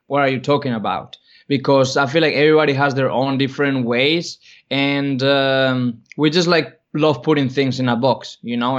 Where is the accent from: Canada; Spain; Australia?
Spain; moved away; I grew up in Spain